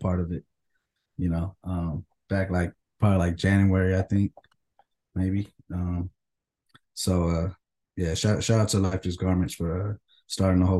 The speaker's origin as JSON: {"language": "English", "town": "Stockton", "region": "California", "country": "United States", "tie": "born or raised there", "moved": "yes", "lives_now": "Phoenix, United States", "said": "I'm from Stockton, Cali, Northern Cali"}